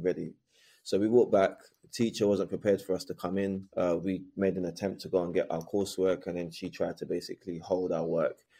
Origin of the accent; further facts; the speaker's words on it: London, United Kingdom; I was raised in Bermondsey, southeast London, which is a notoriously racist area at the time